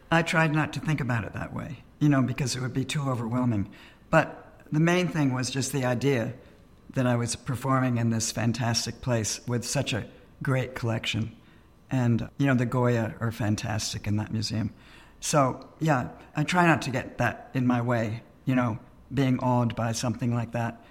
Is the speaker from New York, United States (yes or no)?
yes; New York, United States; I grew up in New York